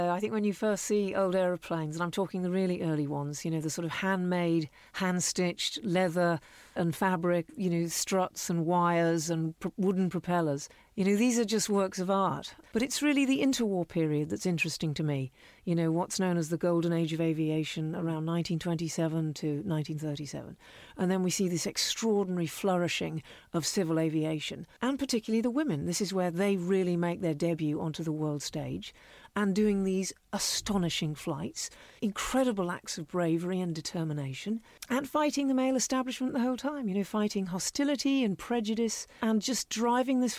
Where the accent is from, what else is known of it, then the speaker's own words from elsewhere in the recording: Canada; moved away; also born or lived in Cumbria, England; I was raised in Canada, actually.